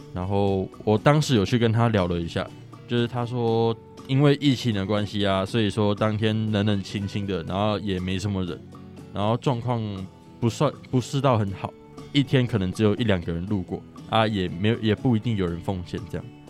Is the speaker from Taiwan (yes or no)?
yes; Chiayi County, Taiwan; 我是嘉义人